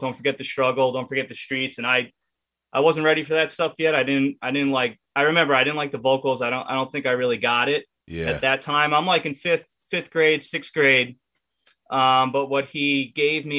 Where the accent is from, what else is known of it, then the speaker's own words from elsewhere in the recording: Merrick, New York, United States; I grew up in Merrick. I'm from Long Island.